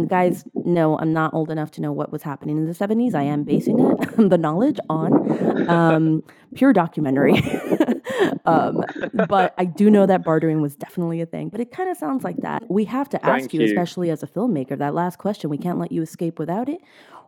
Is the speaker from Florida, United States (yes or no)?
yes; Miami, Florida, United States; moved away; I'm from Miami, Florida originally.